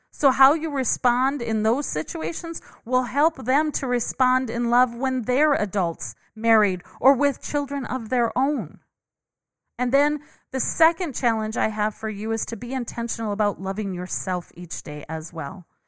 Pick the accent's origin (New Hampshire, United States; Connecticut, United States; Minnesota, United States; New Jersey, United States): Minnesota, United States; I grew up in Minnesota